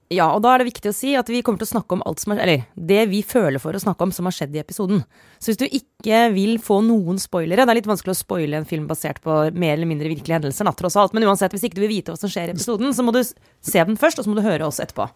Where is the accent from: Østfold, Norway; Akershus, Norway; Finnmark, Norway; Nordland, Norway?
Akershus, Norway; Romerike; Jeg kommer jo fra Romerike det ikke, så Jessheim er ikke så langt